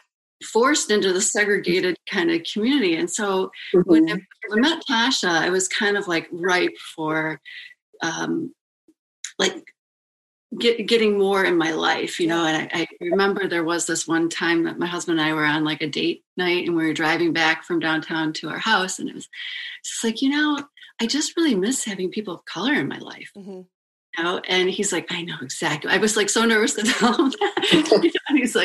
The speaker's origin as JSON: {"language": "English", "town": "Detroit", "region": "Michigan", "country": "United States", "also_born_or_lived": "New York City / Chicago / Ann Arbor", "moved": "yes", "said": "I'm initially actually from Detroit, so I am a Michigander"}